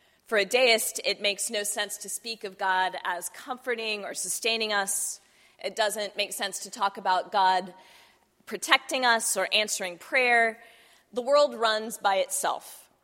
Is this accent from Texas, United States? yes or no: yes; Texas, United States; I grew up in Texas